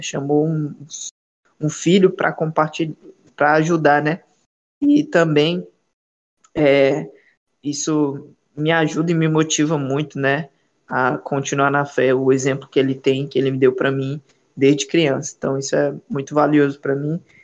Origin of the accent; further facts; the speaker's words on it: Ceará, Brazil; now in Belém, Brazil; sou natural do Ceará, certo? Sou cearense, não sou paraense